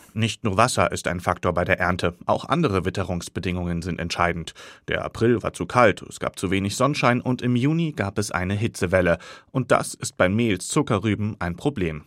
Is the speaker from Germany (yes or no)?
yes; Northern Hesse, Germany; Ich komme ja aus Nordhessen, dort haben wir viel flachgründigere Böden